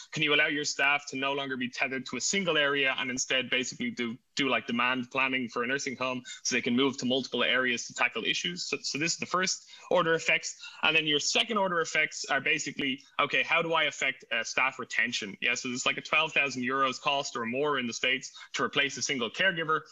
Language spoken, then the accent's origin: English; Ireland; now in Berlin, Germany; I'm actually uh, Irish. So if you hear an accent, it is not it is not German